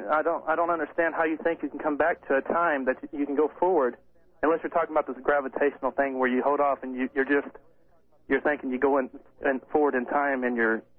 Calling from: Everett, Washington, United States; Everett, Washington.

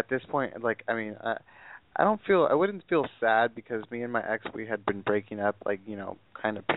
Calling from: California, United States; I'm from the Inland Empire, uh, and I'm 23, gonna be 24 in August.

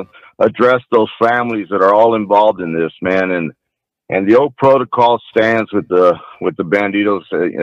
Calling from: Dallas, Texas, United States; I'm from Dallas.

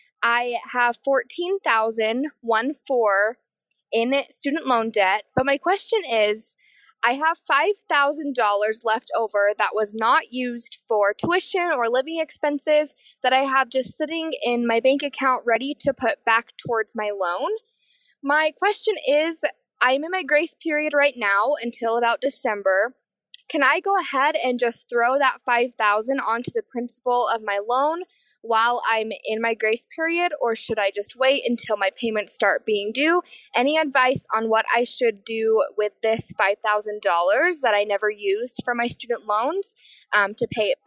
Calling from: Salt Lake City, Utah, United States; I'm calling you from Salt Lake City, Utah.

